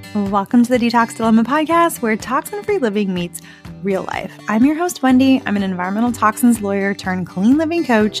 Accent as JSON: {"language": "English", "region": "Arizona", "country": "United States", "tie": "born or raised there", "said": "I grew up in Arizona."}